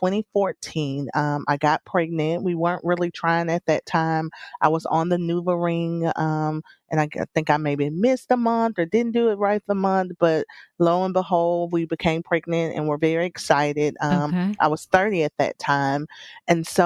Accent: South Alabama, United States; I was born in Alabama. I'm a South Alabama girl.

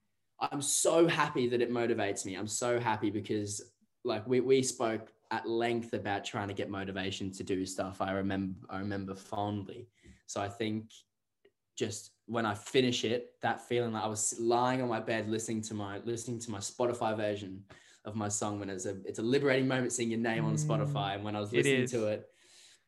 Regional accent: England, United Kingdom; it's strange being English as well

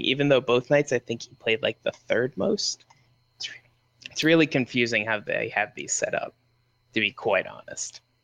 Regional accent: United States; I'm an American

